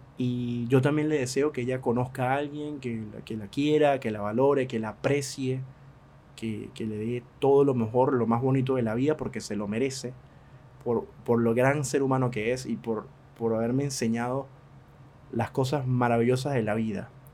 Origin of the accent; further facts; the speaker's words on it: Venezuela; now in Argentina; yo que siendo venezolano